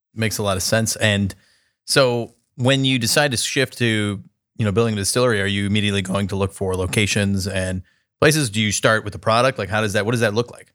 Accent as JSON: {"language": "English", "town": "San Diego", "region": "California", "country": "United States", "tie": "born or raised there", "moved": "yes", "lives_now": "Columbus, United States", "said": "I grew up in San Diego, California"}